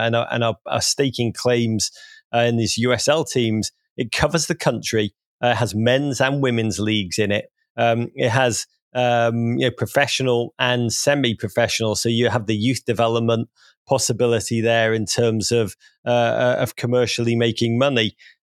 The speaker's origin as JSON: {"language": "English", "town": "Wrexham", "region": "Wales", "country": "United Kingdom", "tie": "born there", "said": "I was born near Wrexham. I mean, this is a hard part of Britain."}